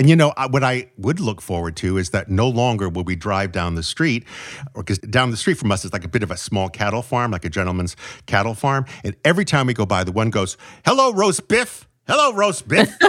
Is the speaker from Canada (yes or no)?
no; New England, United States; growing up in New England